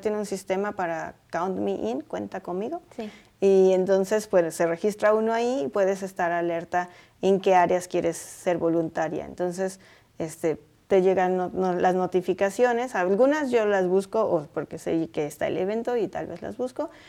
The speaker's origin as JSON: {"language": "Spanish", "region": "Puebla", "country": "Mexico", "moved": "yes", "lives_now": "Boulder, United States", "said": "en mi pueblo decimos ajonjolí de todos los moles. Y soy de Puebla"}